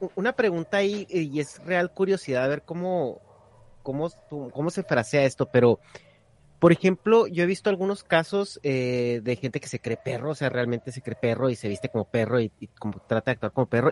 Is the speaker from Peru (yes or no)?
no; northern Mexico, Mexico; Yo soy del norte de México